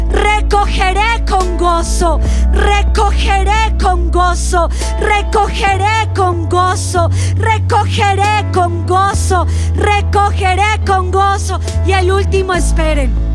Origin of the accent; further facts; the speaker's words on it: Colombia; lo vamos a decir como buenos colombianos